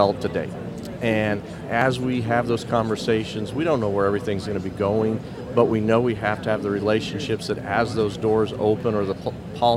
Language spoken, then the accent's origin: English; Colorado, United States; I'm from Colorado